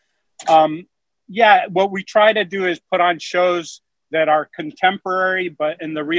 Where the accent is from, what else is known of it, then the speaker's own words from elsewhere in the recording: Alaska, United States; I was born in Alaska